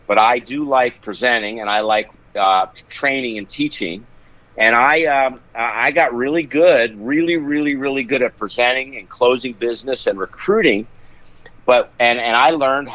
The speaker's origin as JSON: {"language": "English", "town": "Philadelphia", "region": "Pennsylvania", "country": "United States", "also_born_or_lived": "Tampa, Florida", "moved": "as an adult", "said": "I was from Philly"}